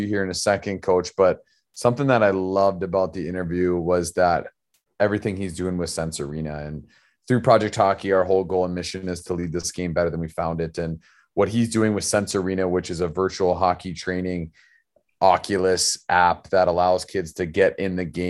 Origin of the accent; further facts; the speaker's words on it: Arizona, United States; now in Minnesota, United States; now that I live in Minnesota, I'm originally from Arizona